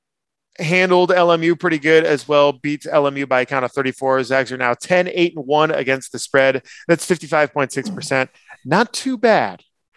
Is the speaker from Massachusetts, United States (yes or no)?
no; Petaluma, California, United States; I'm from Petaluma